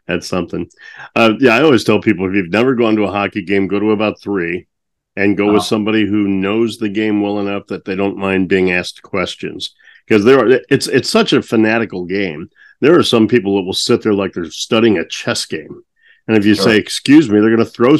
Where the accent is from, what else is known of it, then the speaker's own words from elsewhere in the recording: St. Louis, Missouri, United States; Growing up in St. Louis, the blues was a strong influence and has been a strong influence in my life